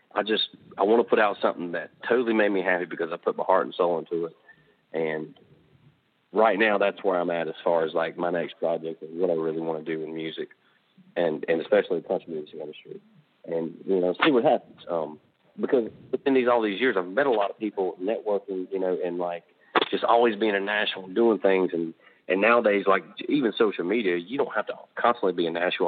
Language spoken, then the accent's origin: English; Charlotte, North Carolina, United States; I'm from the Charlotte area of North Carolina